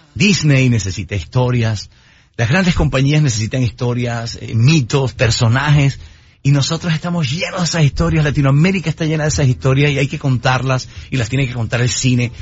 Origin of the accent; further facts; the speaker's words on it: Santa Marta, Magdalena, Colombia; moved away; volver a mi casa, volver a mi tierra